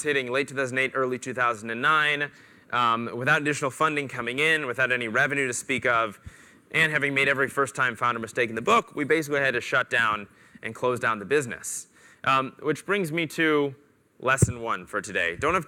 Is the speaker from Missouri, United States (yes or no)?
yes; Missouri, United States; I'm from the Midwest. I was born and raised in Missouri.